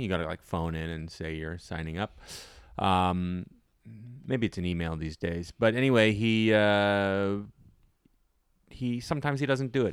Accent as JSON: {"language": "English", "town": "Ottawa", "region": "Ontario", "country": "Canada", "tie": "born or raised there", "moved": "yes", "said": "It's my hometown"}